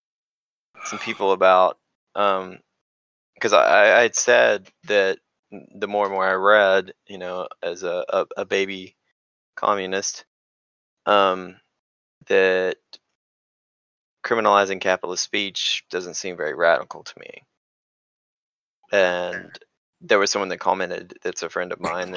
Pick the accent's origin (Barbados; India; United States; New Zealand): United States; being an American and just having British ancestry